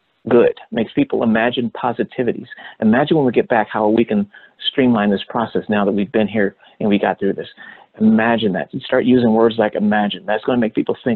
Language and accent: English; Los Angeles, California, United States; I grew up in Hollywood